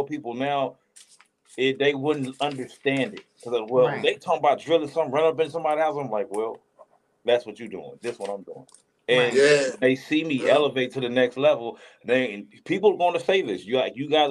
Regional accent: Ruston, Louisiana, United States; moved away; I'm from Ruston, Louisiana, so I want to go back home

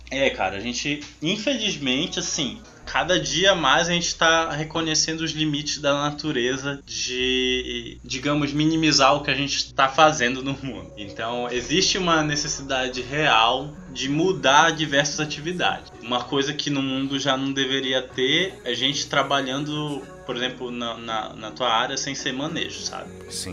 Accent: Amazon, Brazil; eu e tu, nós somos da Amazônia

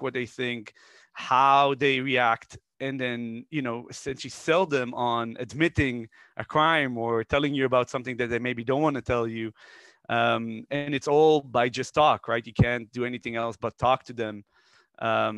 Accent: Israel; moved away as an adult; also born or lived in Netherlands; I'm originally from Israel. I was born there and then moved to Holland when I was really young. I lived there for a couple of years. I was a kid. My mother met a Dutch person and got married. Then we came back to Israel, went to the army

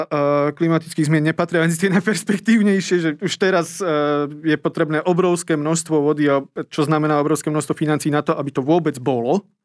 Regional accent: Prešov Region, Slovakia; ja som sa z okolností ocitol doma v Tatrach

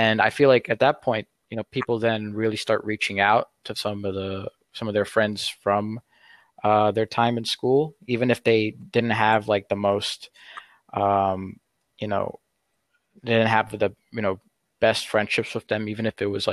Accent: United States; I'm an American

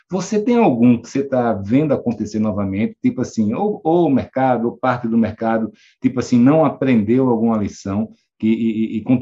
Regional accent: Maceió, Alagoas, Brazil; eu sou aqui de Maceió, né?

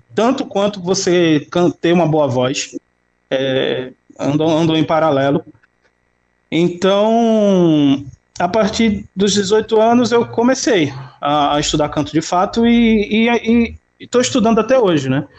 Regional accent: Recife, Pernambuco, Brazil; Eu nasci no, numa comunidade muito, muito pobre. A comunidade se chama eh, Mangueira, é, o, o bairro da Mangueira, né, que fica na, na zona oeste da, da cidade do Recife

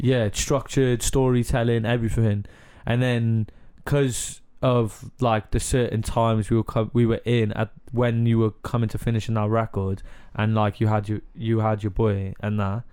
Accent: Cardiff, Wales, United Kingdom; accent: Cardiff; I'm from Car- like from Cardiff and that's how we like speak round here

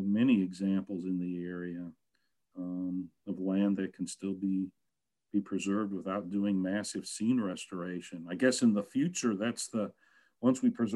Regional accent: St. Louis, Missouri, United States; moved away; I grew up in St. Louis

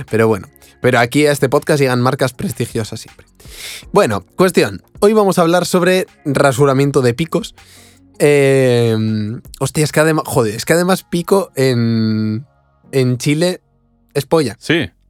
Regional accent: Cuba; Claro, como yo estoy, soy de Cuba, se le llamo grupos.

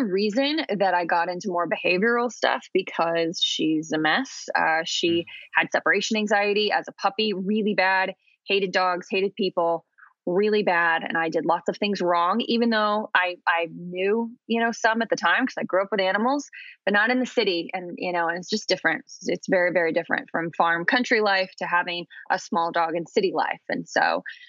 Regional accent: Illinois, United States; now in Los Angeles, United States; I grew up in Illinois, which is really humid

